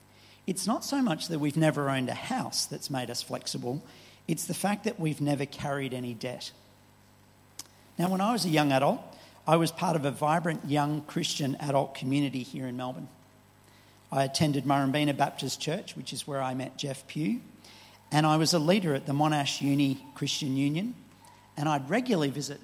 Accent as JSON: {"language": "English", "town": "Bobina", "country": "Benin", "tie": "born or raised there", "also_born_or_lived": "Nigeria", "said": "I was born in Nigeria to missionary parents, and my first home was in a village of some 300 Boko people in northern Benin called Bobina."}